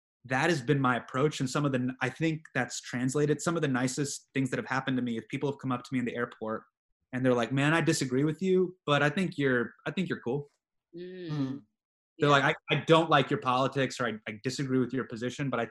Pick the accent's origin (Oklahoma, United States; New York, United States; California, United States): California, United States; Davis; I grew up in Davis.